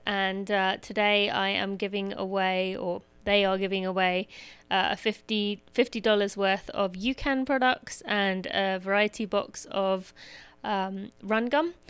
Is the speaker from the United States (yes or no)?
no; England, United Kingdom; moved away; I was born in England